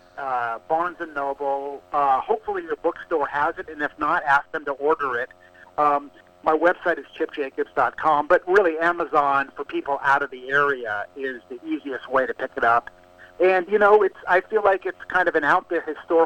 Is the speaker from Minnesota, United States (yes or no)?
no; Pasadena, California, United States; my hometown, Pasadena, California